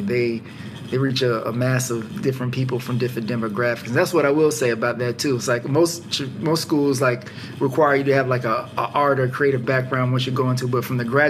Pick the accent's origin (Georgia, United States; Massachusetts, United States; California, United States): Georgia, United States; Atlanta; I'm from Atlanta